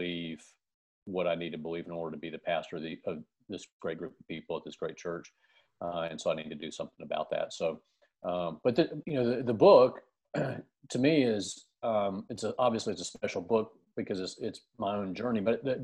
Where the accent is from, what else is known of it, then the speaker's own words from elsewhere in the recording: United States; I'm from the United States